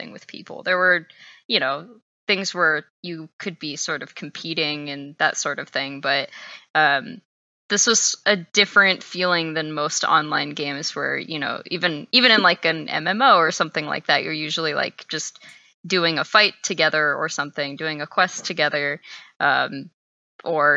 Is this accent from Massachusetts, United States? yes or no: no; Texas, United States; moved away as an adult; also born or lived in Seattle; I'm from Texas, so I was pretty far away from home.